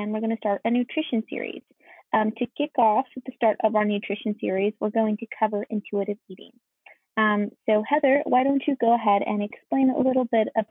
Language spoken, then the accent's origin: English; Byron, Georgia, United States; now in Athens, United States; I am currently living in Athens, Georgia, but I'm originally from Byron, Georgia, which is a really small town